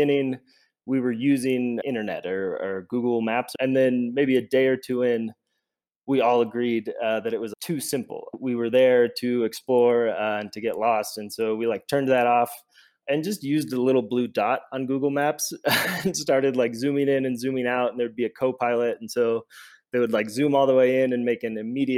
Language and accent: English; Stockton, California, United States; moved away as an adult; now in Mexico City, Mexico; I grew up in Stockton, California